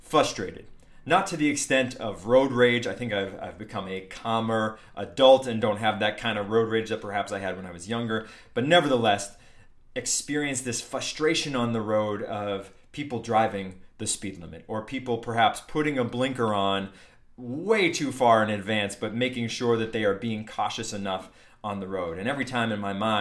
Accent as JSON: {"language": "English", "region": "New Hampshire", "country": "United States", "tie": "born or raised there", "moved": "yes", "said": "for somebody from New Hampshire, growing up in New Hampshire, this was a big deal back in the day when I lived there."}